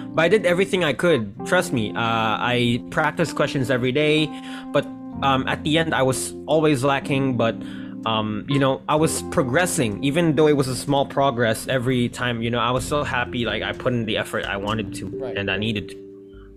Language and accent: English; Tokyo, Japan; now in Philippines; I grew up in Tokyo